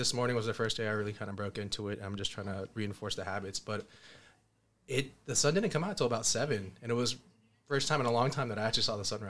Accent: San Mateo, California, United States; Oh, born and raised in the San Mateo area.

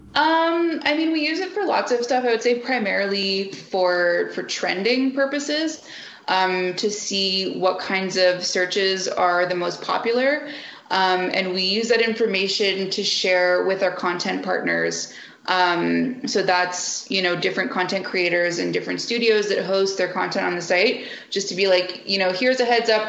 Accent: Canada; I'm a Canadian

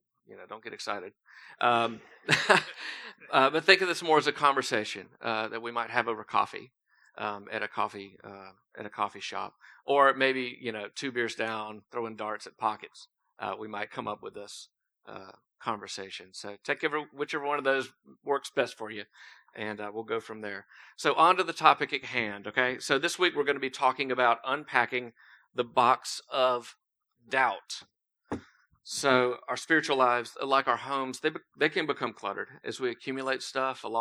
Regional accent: Thomasville, United States; I grew up in Thomasville, just up the road. Moved here about 8 years ago.

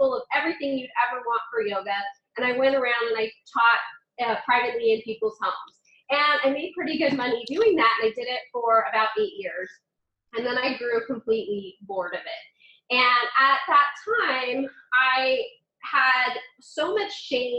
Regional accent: California, United States; moved away as an adult; now in Washington, D.C. area, United States; I grew up in California

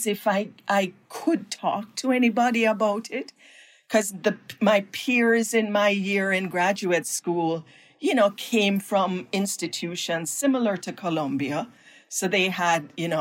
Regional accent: Jamaica; moved away as an adult; now in United States; my own background growing up in Jamaica

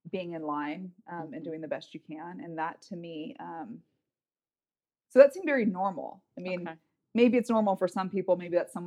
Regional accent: Northern California, United States; also born or lived in Los Angeles, California; California kid. So I was born in Los Angeles, moved up to Northern California when I was about 7.

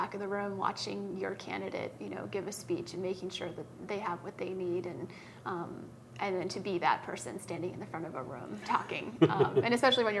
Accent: East Coast, United States; moved away as an adult; also born or lived in Tanzania; now in Helena, United States; growing up on the East Coast

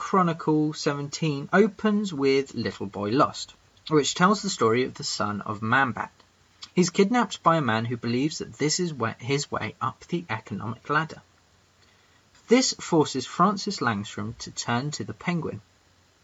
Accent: England, United Kingdom; I'm that English guy

